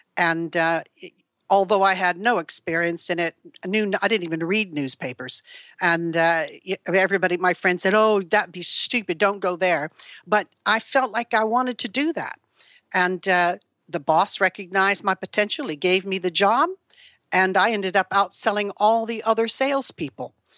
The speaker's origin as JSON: {"language": "English", "region": "California", "country": "United States", "tie": "born or raised there", "moved": "as an adult", "lives_now": "United Kingdom", "said": "I was born in California in nineteen forty-three to a very, uh, dysfunctional family"}